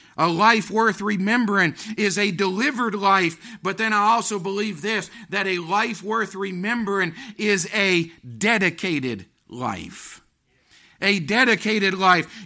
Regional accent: United States; I want to be remembered as being an American

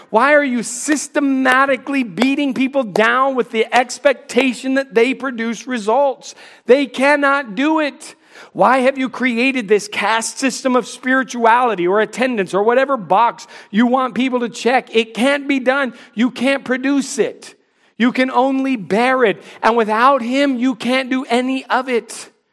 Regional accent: North Carolina, United States; I would say North Carolina

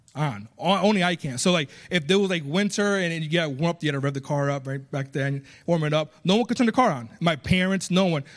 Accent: United States; accent: small Spanish accent; also born or lived in Puerto Rico; I was born in Puerto Rico. I was raised here, so I have an American accent when I speak Spanish, a small Spanish accent when I speak English.

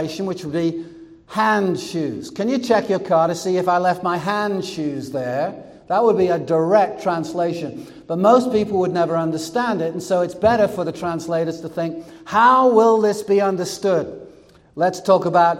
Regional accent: England, United Kingdom; moved away; growing up in England, I learned German in high school.

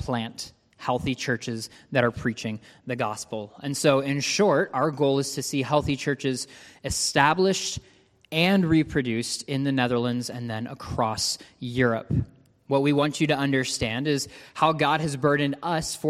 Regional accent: Ontario, Canada; I actually grew up in Ontario, Canada

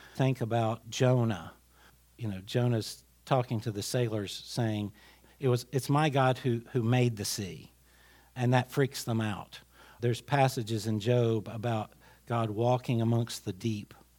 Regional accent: Glade Spring, Virginia, United States; I grew up in a village. I grew up in Glade Spring

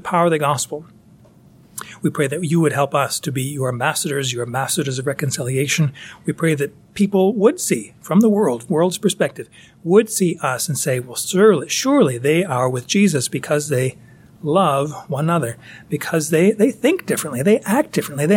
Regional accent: United States; I'm an American

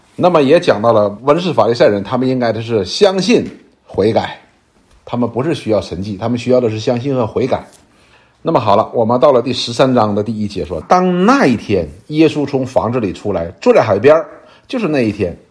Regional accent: China; 就是我们中国人的两个成语

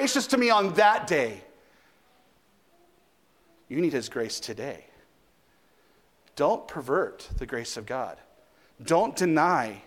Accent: United States; I'm an American

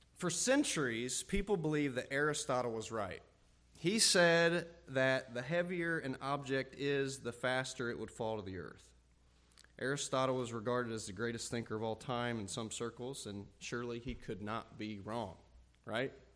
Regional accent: Ohio, United States; moved away as an adult; also born or lived in Texas / Illinois; Amy and I are from Ohio

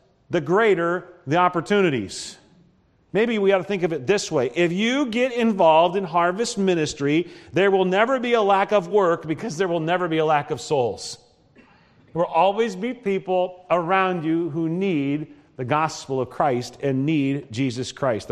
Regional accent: Nebraska, United States; moved away; also born or lived in northern Iowa; growing up in Nebraska, we stop for coffee all the time

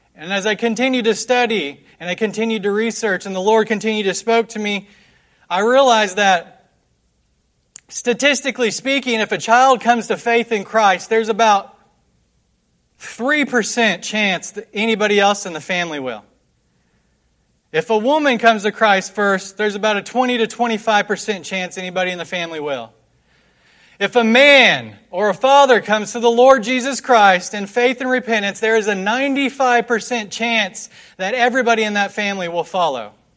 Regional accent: West Jefferson, North Carolina, United States; I'm from West Jefferson in Nash County, North Carolina. It's a small little mountain town

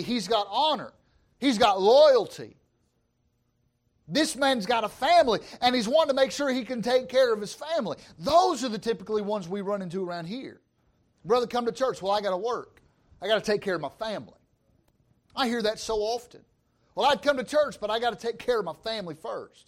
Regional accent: Georgia, United States; I'm from Georgia, all right? I speak Georgian

